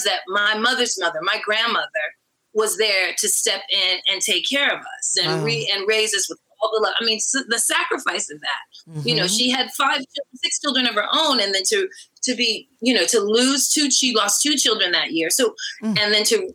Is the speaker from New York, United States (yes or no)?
yes; New York City, New York, United States; now in Los Angeles, United States; I grew up in Brooklyn at Bed-Stuy, do or die before it was the hipster spot.